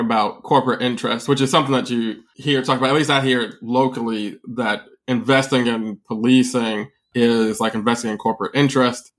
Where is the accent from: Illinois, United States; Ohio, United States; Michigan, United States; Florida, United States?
Illinois, United States; Chicago; being a Chicagoan